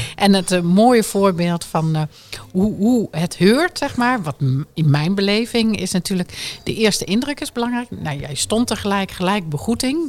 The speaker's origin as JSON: {"language": "Dutch", "region": "Drenthe", "country": "Netherlands", "moved": "yes", "said": "Ik kwam nog ietsjes verder uit de Drenthe"}